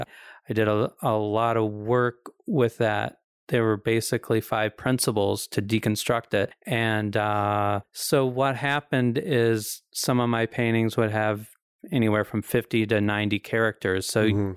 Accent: the Ozarks, United States; I'm from the Ozarks.

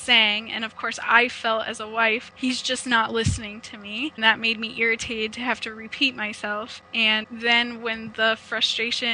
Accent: Omaha, Nebraska, United States; now in Ontario, Canada; I am originally from Omaha, Nebraska, but I've relocated to Ontario, Canada.

